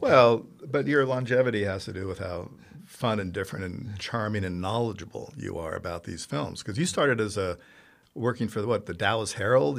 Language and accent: English; Italy; moved away; I grew up in Italy